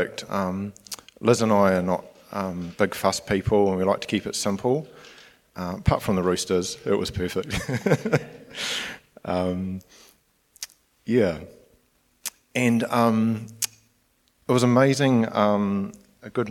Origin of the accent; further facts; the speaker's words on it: Nelson, New Zealand; moved away as an adult; now in Gisborne, New Zealand; I'm originally from Nelson